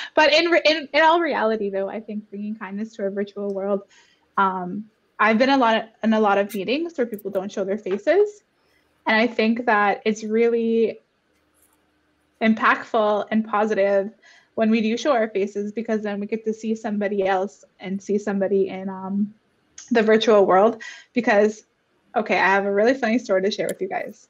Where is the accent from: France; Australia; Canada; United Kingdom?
Canada; Garden River First Nation, Ontario; now in Toronto, Canada; I grew up in Garden River, or my inner child grew up on reserve